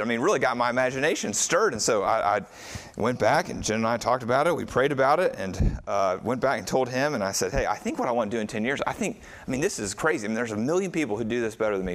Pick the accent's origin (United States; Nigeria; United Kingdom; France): United States; most of us in here are white American Christians